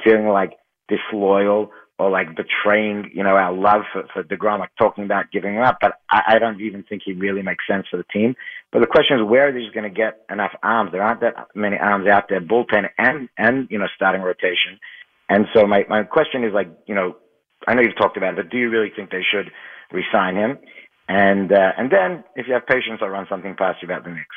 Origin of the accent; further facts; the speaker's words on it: Australia; now in Muncie, United States; I grew up in Australia, like I told you, and I've been living here for a while now